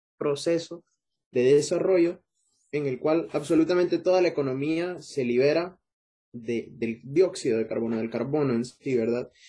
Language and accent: Spanish; Honduras